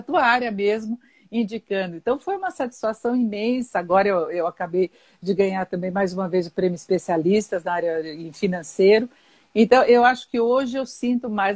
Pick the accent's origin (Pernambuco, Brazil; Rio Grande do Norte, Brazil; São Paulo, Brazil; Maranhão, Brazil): São Paulo, Brazil; Eu nasci em São Paulo, mas a minha família é de, de Socorro